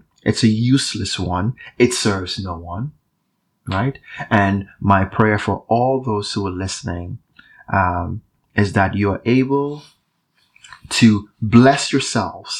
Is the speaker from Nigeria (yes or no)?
yes; Nigeria; moved away; I'm Nigerian. So I grew up in Nigeria